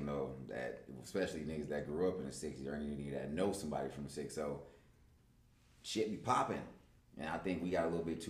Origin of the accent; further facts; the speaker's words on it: Los Angeles, California, United States; especially as men growing up in South Central, we're taught to be tough.